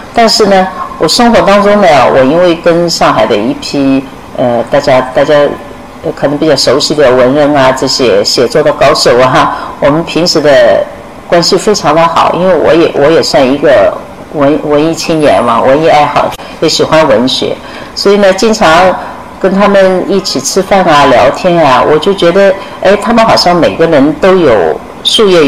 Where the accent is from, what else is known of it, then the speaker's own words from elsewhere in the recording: Wuxi, Jiangsu, China; born there; 我的爸爸是苏州人，所以我的籍贯一直写的是苏州，但我出生在无锡，所以一一一半苏州，一半无锡，哎，是这样的。